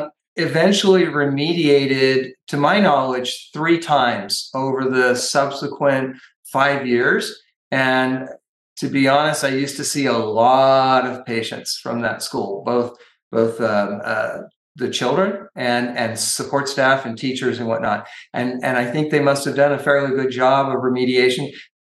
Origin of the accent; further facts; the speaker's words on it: California, United States; And I'm from Northern California.